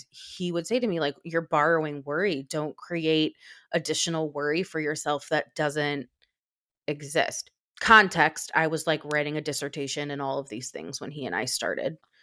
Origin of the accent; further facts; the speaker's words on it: United States; as an American parent